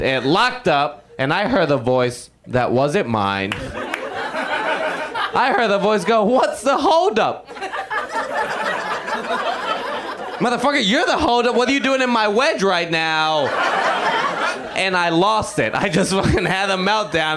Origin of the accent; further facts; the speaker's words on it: Puerto Rico; when I was 13, growing up in Puerto Rico